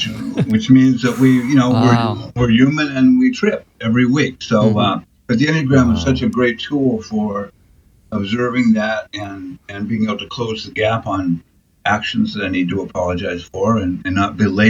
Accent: Portland, Oregon, United States; now in South Portland, United States; I think since about 1978. I came from Portland, Oregon, to Portland, Maine, and live here with my wife and my two kids.

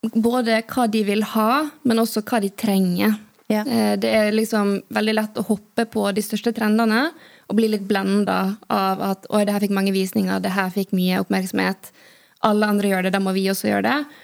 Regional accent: Western Norway, Norway; moved away; Jeg kommer fra Vestlandet

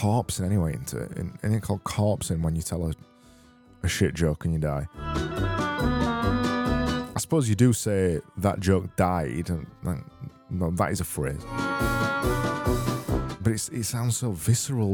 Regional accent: United Kingdom; I'm British

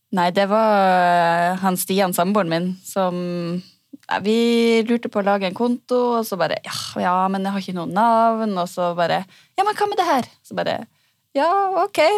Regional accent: Senja, Troms, Norway; now in Sarpsborg, Norway; jeg kommer fra Senja

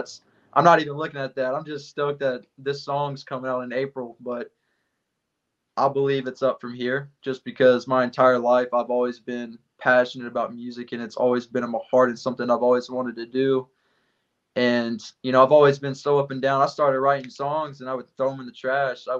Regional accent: West Monroe, Louisiana, United States; moved away as an adult; now in Groton, United States; my hometown of West Monroe, Louisiana

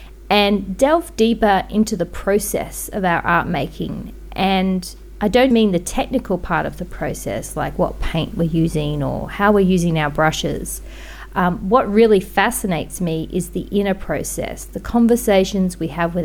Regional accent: Australia; also born or lived in Brisbane; I'm an Australian artist living in Brisbane

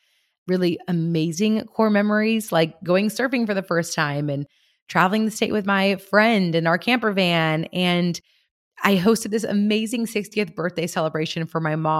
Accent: San Luis Obispo, California, United States; I finally hosted my very first Climb Women's Retreat right here in my hometown of San Luis Obispo.

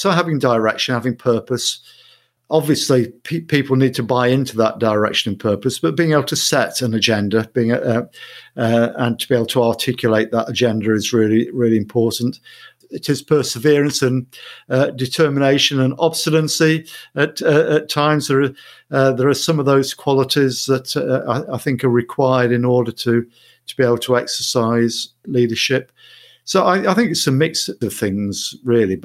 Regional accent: Mansfield, East Midlands, United Kingdom; moved away as an adult; also born or lived in Sutton in Ashfield / Kirkby in Ashfield / Coventry; now in Manchester, United Kingdom; I was born in Mansfield. I lived there in Mansfield, Sutton in Ashfield, Kirby in Ashfield till I was 18

